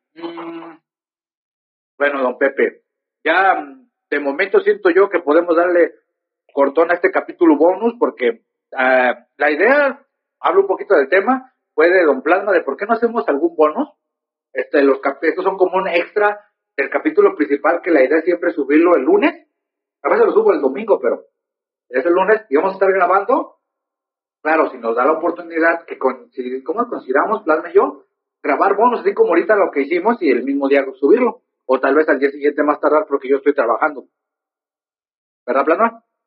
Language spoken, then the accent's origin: Spanish; Mexico; yo como mexicano hijo de Dios